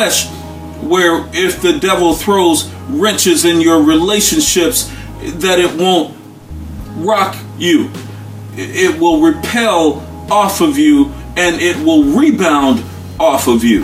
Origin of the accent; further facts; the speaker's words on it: United States; As African-American people